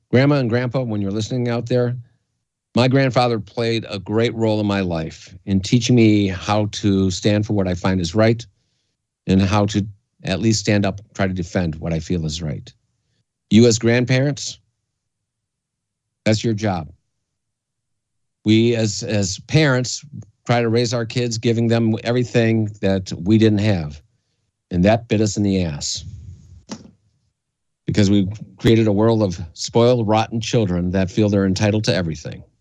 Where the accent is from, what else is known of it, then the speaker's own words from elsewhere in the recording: Canada; I grew up in Canada, and I and I, what I learned in the school I went to was a private school.